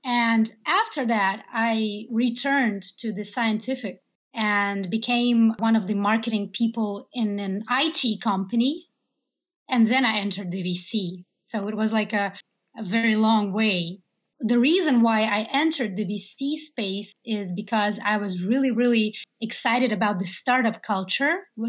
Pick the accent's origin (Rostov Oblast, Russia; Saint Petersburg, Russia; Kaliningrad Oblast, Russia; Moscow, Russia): Saint Petersburg, Russia; also born or lived in Seattle, Washington, United States; Later, I returned back to Russia, to my hometown. It's St. Petersburg